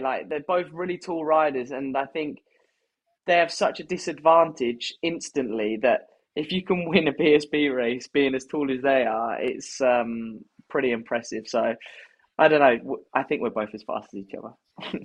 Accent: United Kingdom; as British riders

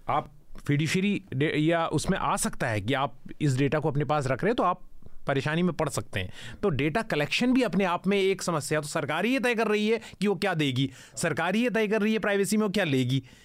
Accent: India; मैं पाकिस्तान से नहीं मैं हिंदुस्तान से हूँ

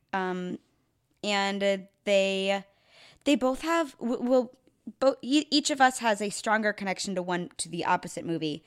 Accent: Chicago, Illinois, United States; I grew up in Chicago, um, suburbs

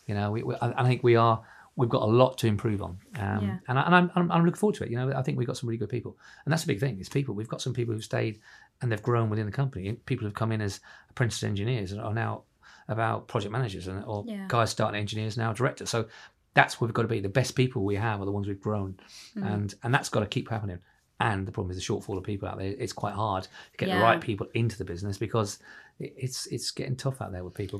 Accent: Ireland; now in London, United Kingdom; I came from Ireland into London. It's a scary place when you're on your own, and it is.

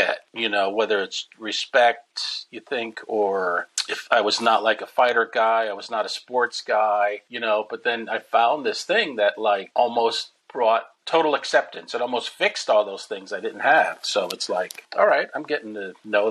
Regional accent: Waterbury, Connecticut, United States; moved away as an adult; also born or lived in New York City; I'm still living in my hometown in Waterbury, Connecticut, this little factory town

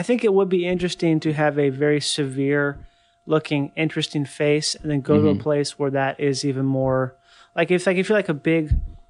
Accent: Miami, Florida, United States; So like I'm from Miami, so like we probably would get like beans that would be super cheap but really good.

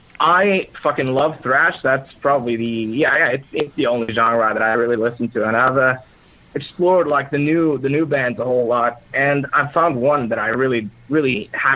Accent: Norway; I'm from Norway.

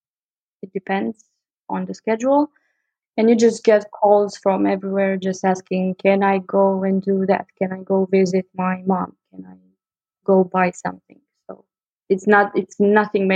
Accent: Bucharest, Romania; I was born and raised in Bucharest, Romania

